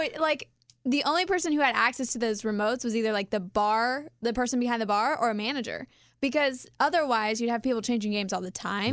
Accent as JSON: {"language": "English", "region": "Kansas", "country": "United States", "said": "we're from Kansas"}